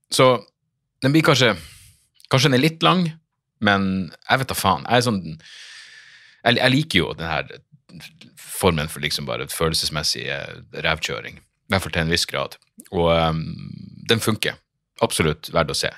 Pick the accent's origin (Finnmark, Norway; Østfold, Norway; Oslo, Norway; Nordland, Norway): Nordland, Norway; Narvik; jeg er fra Narvik